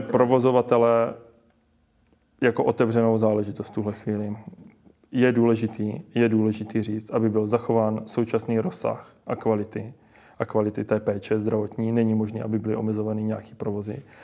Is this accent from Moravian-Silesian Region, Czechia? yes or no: no; Boskovice, South Moravian Region, Czechia; Já chci tady aby se moje rodné město rozvíjelo